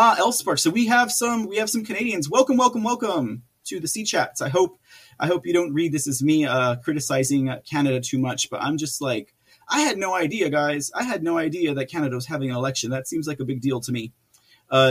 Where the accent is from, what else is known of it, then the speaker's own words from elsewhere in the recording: United States; as an American